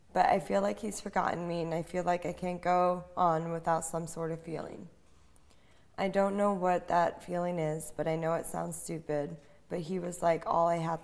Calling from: New York, United States; from New York.

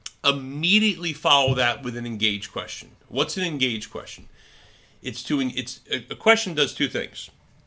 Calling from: Rhode Island, United States; I was calling from Rhode Island to Florida. And I had a Rhode Island number.

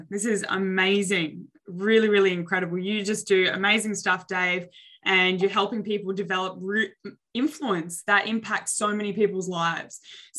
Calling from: Adelaide, South Australia, Australia; Yeah, so I'm tuning in from Adelaide, Australia, which is right next door to Melbourne, if anybody is familiar with Australia.

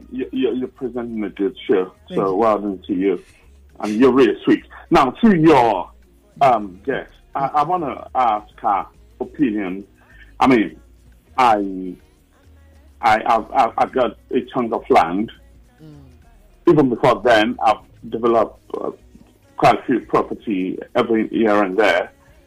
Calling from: London, United Kingdom; I'm calling from Central London.

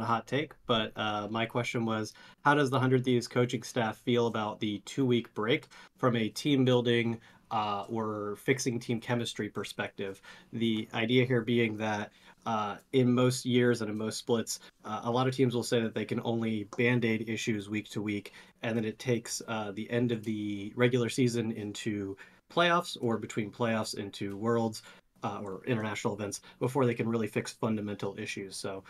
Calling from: Wilmington, Delaware, United States; Wilmington, Delaware.

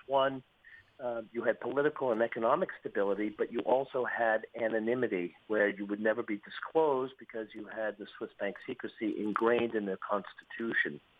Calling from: Malta; I'm calling you from Malta

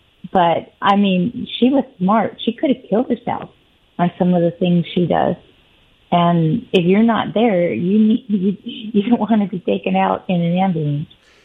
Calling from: Kennewick, Washington, United States; This is … from Kennewick.

